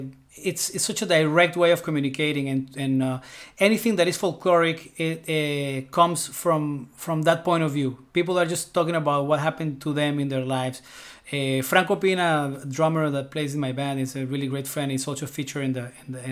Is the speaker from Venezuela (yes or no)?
yes; Venezuela; moved away as an adult; also born or lived in Colombia; now in New York, United States; I was born in Colombia, and when I was a baby, 2 years old, my parents moved to Venezuela.